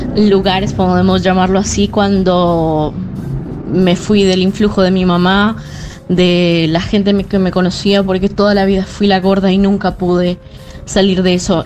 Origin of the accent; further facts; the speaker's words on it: Venezuela; moved away as an adult; also born or lived in Buenos Aires, Argentina; now in Barcelona, Spain; yo vengo de Venezuela y me fui a vivir a Argentina. Ahora voy en Barcelona, pero viví en Argentina por ocho años